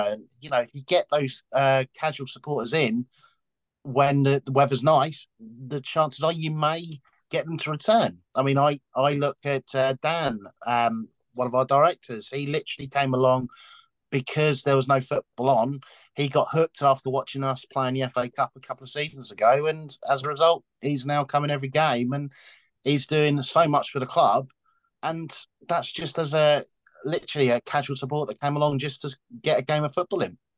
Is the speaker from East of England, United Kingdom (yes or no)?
yes; Dunstable, East of England, United Kingdom; I'm from round there myself. I remember growing up in Old Banks